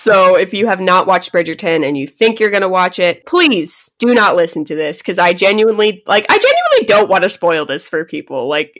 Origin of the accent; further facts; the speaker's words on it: United States; We're American.